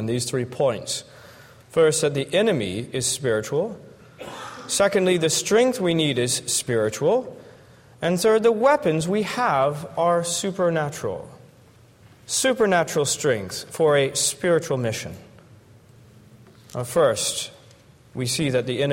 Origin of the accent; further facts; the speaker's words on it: Florida, United States; I'm from Florida